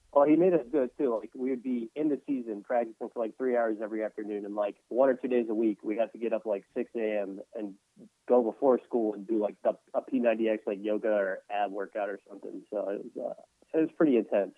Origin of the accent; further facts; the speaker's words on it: Dallas, Texas, United States; moved away as an adult; also born or lived in Columbia, Missouri / Denver, Colorado; now in New Orleans, United States; growing up in the Dallas Wars area